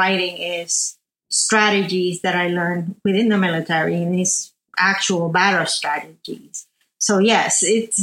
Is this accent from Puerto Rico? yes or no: yes; Arecibo, Puerto Rico; moved away as an adult; also born or lived in New Jersey, United States; I was born and raised in Arecibo, Puerto Rico